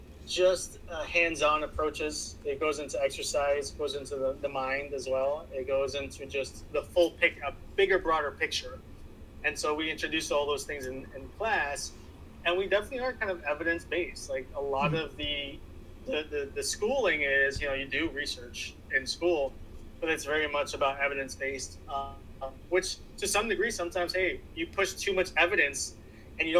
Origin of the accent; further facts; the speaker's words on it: New York City, New York, United States; I grew up in Washington Heights back in the 90s, very poor, underserved community, mainly Hispanics